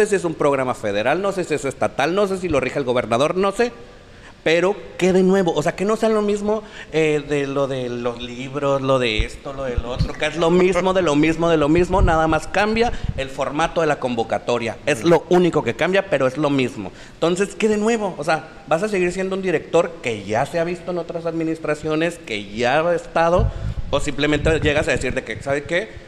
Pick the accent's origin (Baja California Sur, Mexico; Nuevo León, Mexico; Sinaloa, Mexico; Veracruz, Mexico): Baja California Sur, Mexico; La Paz; yo tengo toda mi vida aquí en La Paz